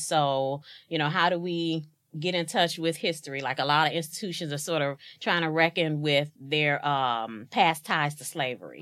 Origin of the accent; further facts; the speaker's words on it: East St. Louis, Illinois, United States; born and raised in East St. Louis, Illinois